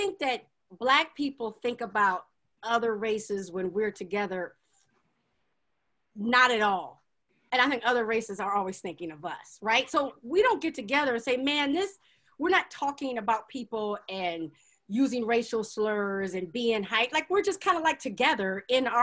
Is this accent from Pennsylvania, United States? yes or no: no; Hampton, Virginia, United States; I grew up on Hampton University's campus